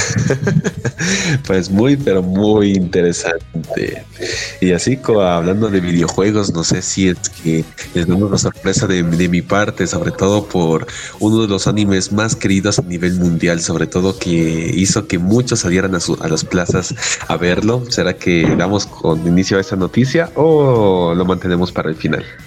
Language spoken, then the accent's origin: Spanish; Ecuador; soy, también de, soy también de Ecuador